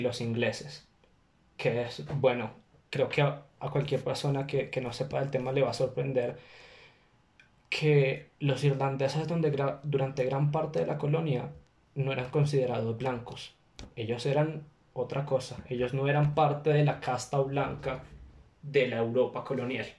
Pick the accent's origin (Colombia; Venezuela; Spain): Colombia; Bogotá; also born or lived in China; de Colombia, de Bogotá.